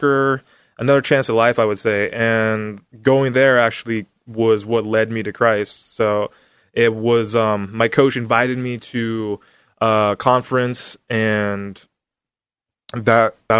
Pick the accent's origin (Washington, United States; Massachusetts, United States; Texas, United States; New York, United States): Washington, United States; Vancouver; also born or lived in Portland, Oregon; I grew up in Vancouver